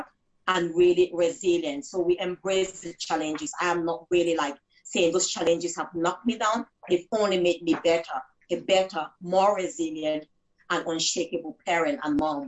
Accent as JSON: {"language": "English", "country": "Cameroon", "tie": "born or raised there", "moved": "as an adult", "lives_now": "United Kingdom", "said": "I grew up in Cameroon, West of Africa"}